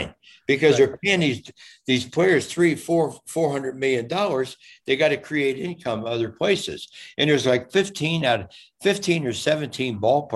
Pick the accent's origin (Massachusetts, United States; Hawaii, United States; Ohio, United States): Ohio, United States; Cincinnati; I'm from Cincinnati. I was raised, born 3 miles from the ballpark.